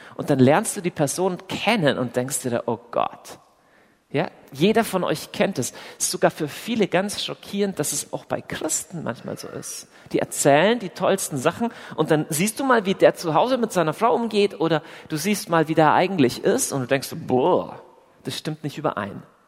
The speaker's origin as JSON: {"language": "German", "region": "Southern Germany", "country": "Germany", "also_born_or_lived": "Augsburg", "accent": "southern", "said": "wo ich herkomme, dann kann man, also zum einen hört ihr das schon, dass ich aus dem tiefen, äh, wilden Süden komme"}